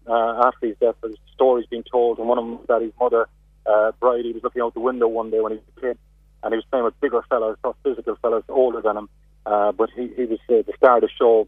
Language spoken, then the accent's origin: English; Cork, Munster, Ireland; accent: Cork; my Cork accent